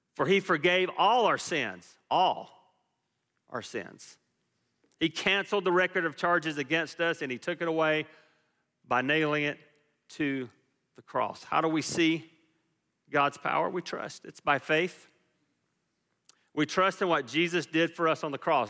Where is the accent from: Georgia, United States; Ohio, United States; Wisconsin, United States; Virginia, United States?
Georgia, United States; Fayetteville; moved away as an adult; we grew up in Fayetteville, Georgia